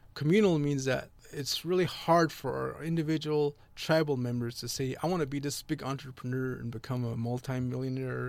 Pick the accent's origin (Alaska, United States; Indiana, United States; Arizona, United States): Arizona, United States; Big Mountain, Navajo land; I was raised by my great-grandparents, um, in the, our real traditional way. The place is called Big Mountain.